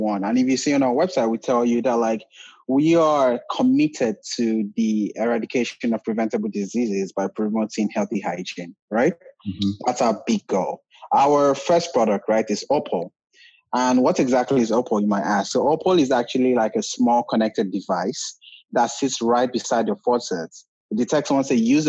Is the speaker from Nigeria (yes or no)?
yes; Nigeria; moved away as an adult; now in United States; I'm originally from Nigeria. I actually moved to the US about 8 years ago to pursue my degree